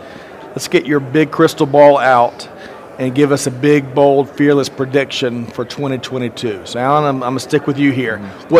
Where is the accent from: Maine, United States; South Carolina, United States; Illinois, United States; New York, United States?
South Carolina, United States; Aiken; my hometown of Aiken, South Carolina.